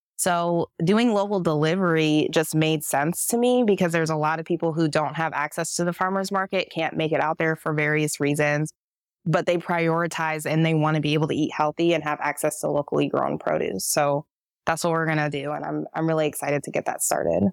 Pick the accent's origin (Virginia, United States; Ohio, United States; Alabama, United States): Ohio, United States; Akron; also born or lived in Kent, Ohio; we grew up in Akron, but I was actually in Kent, Ohio before moving to Akron